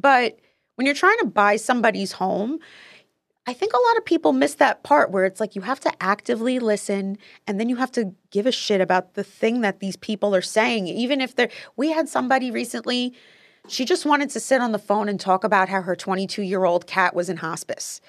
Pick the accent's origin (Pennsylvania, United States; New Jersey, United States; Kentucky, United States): New Jersey, United States; Paterson; I'm originally from Patterson, New Jersey